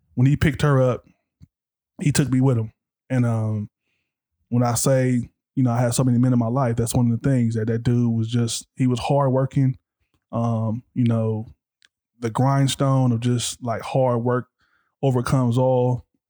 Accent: Compton, California, United States; growing up in Compton

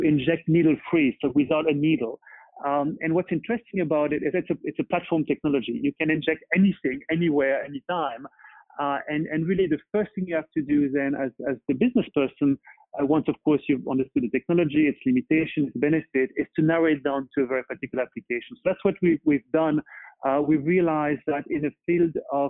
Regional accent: Paris, Île-de-France, France; moved away as an adult; now in Boston, United States; I was born and bred in Paris, but now really truly Bostonian and love it here

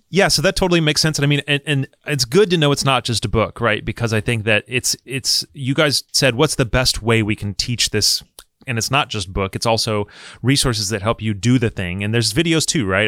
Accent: Michigan, United States; I grew up in Michigan

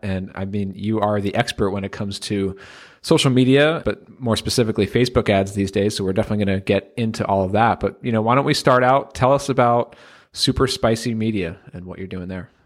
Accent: United States; being from the U.S. here

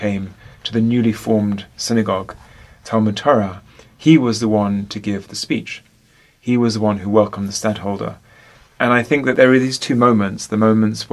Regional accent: London, United Kingdom; I am from London, from England

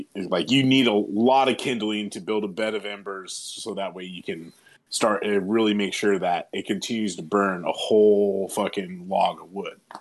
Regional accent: California, United States; my hometown in California

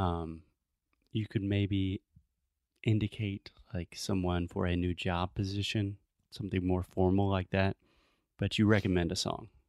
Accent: Spartanburg, South Carolina, United States; my hometown of Spartanburg, South Carolina

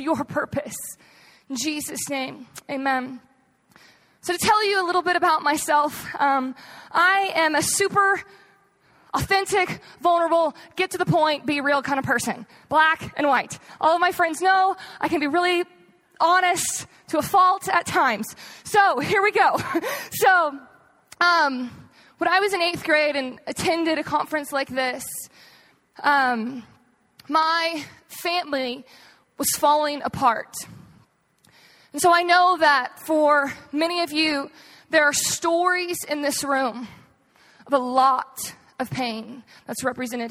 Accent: Texas, United States; moved away as an adult; I moved here out of high school, but I'm actually from Texas.

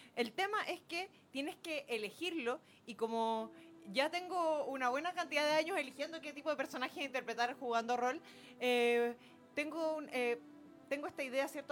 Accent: Chile; soy la única chilena que lo tiene

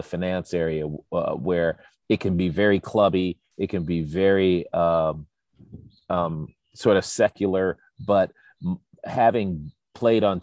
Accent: Chicago, Illinois, United States; I'm again from the South Side of Chicago, two parents who didn't go to college

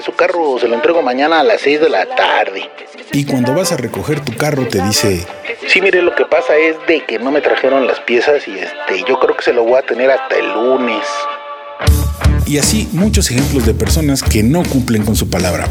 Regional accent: Mexico

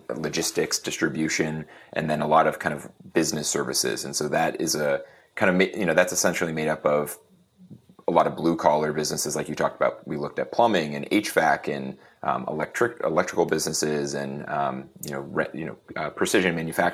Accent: Erie, Pennsylvania, United States; I am from Erie, Pennsylvania, which is a small town in Pennsylvania. Really kind of grew up around small businesses

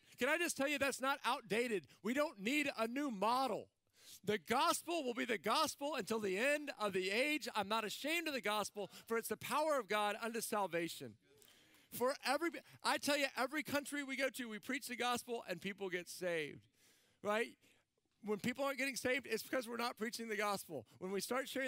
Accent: Central Texas, United States; moved away as an adult; now in San Diego, United States; I'm not from here. I'm from Central Texas

